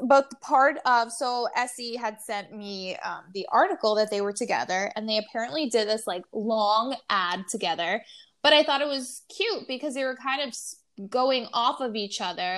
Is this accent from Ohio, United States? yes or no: no; New York, United States; being a New Yorker.